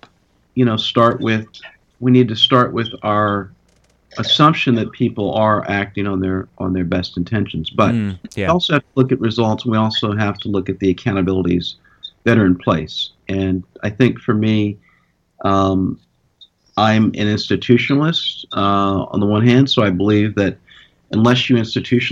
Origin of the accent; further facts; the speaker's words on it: Central California, United States; When I was a junior in high school, growing up in Central California